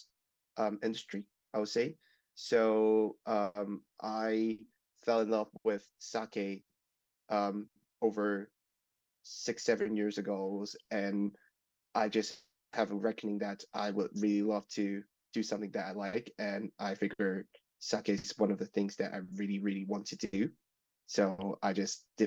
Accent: Hong Kong; I am from Hong Kong.

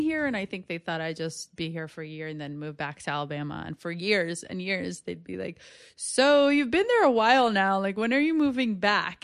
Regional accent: West Bank, Palestine; now in New York City, United States; I'm from the West Bank. I don't have Israeli citizenship

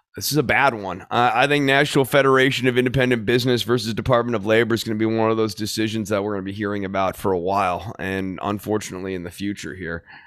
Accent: Texas, United States; as a Texan

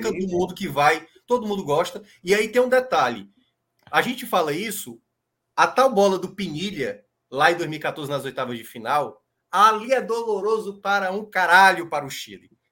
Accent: Brazil; a gente, como brasileiro

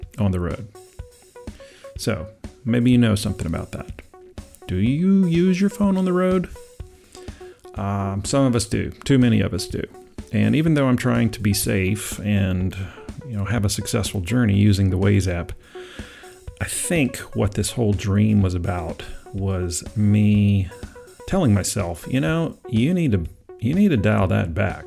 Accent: Georgetown, South Carolina, United States; moved away; my hometown, Georgetown, South Carolina

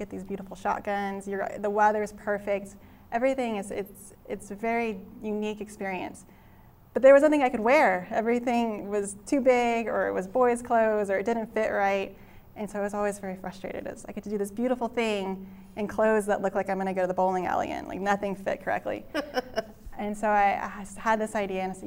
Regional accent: San Antonio, Texas, United States; also born or lived in Dallas, Texas; I grew up in San Antonio

